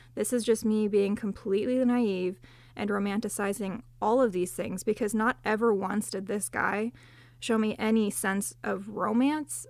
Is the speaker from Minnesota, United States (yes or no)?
no; Southern California, United States; I grew up in Southern California